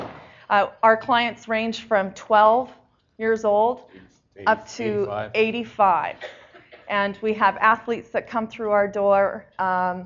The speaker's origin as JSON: {"language": "English", "region": "Saskatchewan", "country": "Canada", "tie": "born or raised there", "moved": "yes", "said": "I'm from Saskatchewan originally. That's where I grew up"}